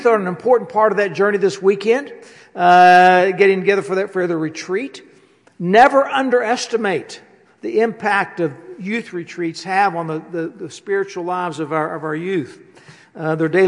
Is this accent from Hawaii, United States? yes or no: no; West Virginia, United States; I'm from West Virginia